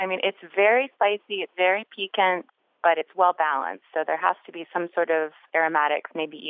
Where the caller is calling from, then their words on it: Savannah, Georgia, United States; I'm calling from Savannah, Georgia.